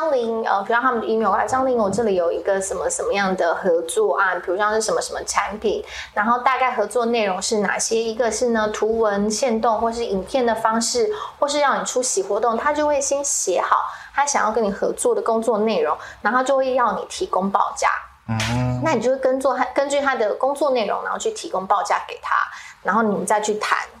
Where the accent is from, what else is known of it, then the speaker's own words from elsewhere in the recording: Kaohsiung, Taiwan; accent: Taiwanese-accented Mandarin; moved away as an adult; now in Taipei, Taiwan; 我因为我是高雄人，我十八岁上来台北的时候，我一开口，全部的人会傻眼，因为我讲话台湾国语。